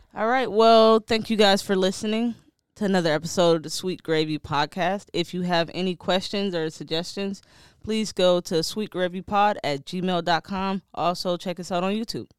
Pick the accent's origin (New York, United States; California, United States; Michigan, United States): Michigan, United States; Detroit; I'm from Detroit